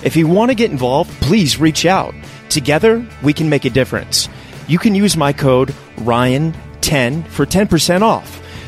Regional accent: Richmond, Virginia, United States; And I'm actually from Richmond, Virginia, oddly enough.

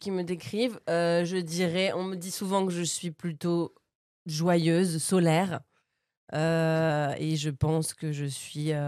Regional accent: Bernay, Normandy, France; also born or lived in Paris region; à Bernay, donc là où j'ai grandi dans l'heure, en Normandie. Et voilà, en fait, non, j'arrivais, en fait, je suis née en région parisienne. Je suis arrivée à Bernay, donc euh, ouais, je sais pas, 4 ans.

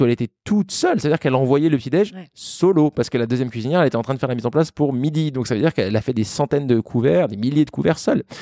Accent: France; also born or lived in Vancouver / Melbourne / New York; on est français

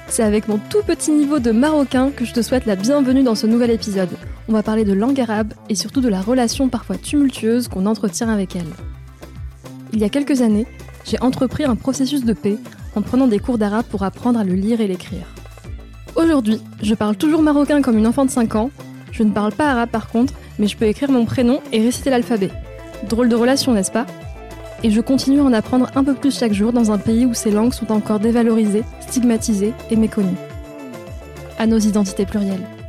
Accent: France; first language Moroccan Arabic and Berber; French is a second language; Je viens d'une famille marocaine, mais je suis la première à être née en France

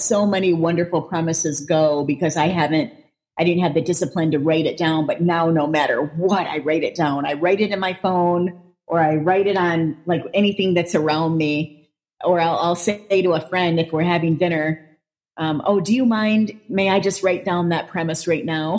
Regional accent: Flint, Michigan, United States; moved away; I'm born and raised in Flint.

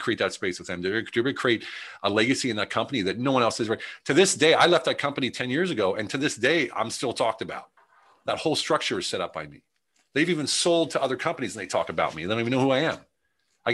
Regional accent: United States; I'm the American

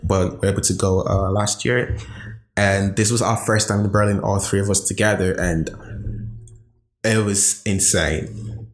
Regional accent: Nigeria; moved away as an adult; now in Amsterdam, Netherlands; born and raised in Nigeria

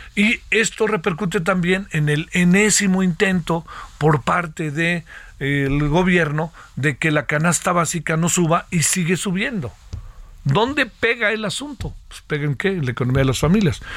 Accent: Mexico

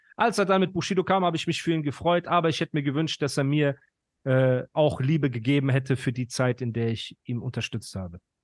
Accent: Iran; now in Pforzheim, Germany; Ich bin Iraner

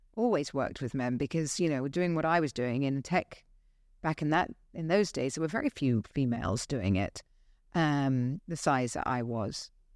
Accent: Dorset, South West England, United Kingdom; now in Dubai, United Arab Emirates; I grew up in Dorset

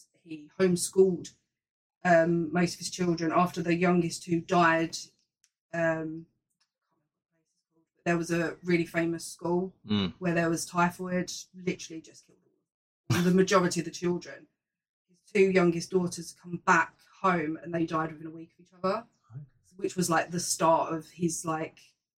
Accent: Ireland; I'm from Ireland, mate.

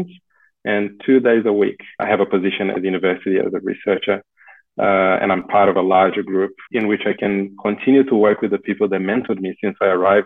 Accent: South Region, Brazil; English is a second language; moved away as an adult; now in Australia; I'm originally from Brazil, from the southern region of Brazil. I lived there until I was 25 years old.

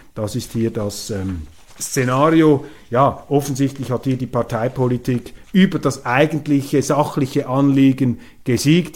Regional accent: Switzerland; als Schweizer

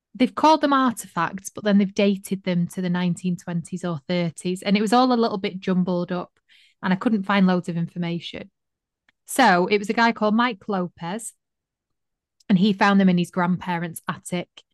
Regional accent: Manchester, North West England, United Kingdom; I was from Manchester

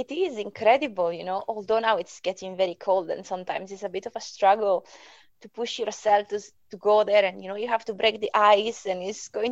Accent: Italy; English is a second language; moved away as an adult; now in Perth and Kinross, United Kingdom; I'm originally from Italy, so I moved here because I was looking for a job, and I only speak Italian and English

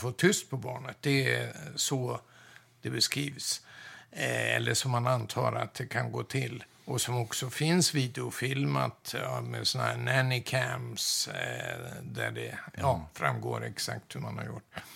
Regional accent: Umeå, Västerbotten County, Sweden; jag är född och uppvuxen i Umeå

